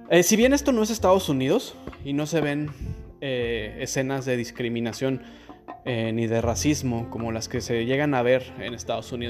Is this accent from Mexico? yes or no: no; Spain; born there; ha habido ocasiones en las que digo que, que nací en España